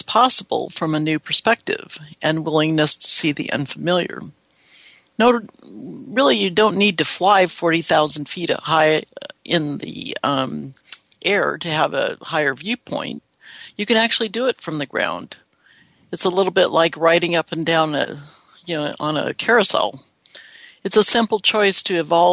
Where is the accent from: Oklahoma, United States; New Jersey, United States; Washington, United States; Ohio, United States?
Washington, United States; Seattle; I'm from Seattle, the sleepless city